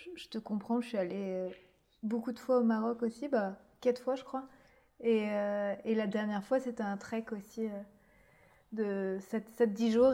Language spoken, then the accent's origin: French; Breton, Brittany, France; je suis bretonne aussi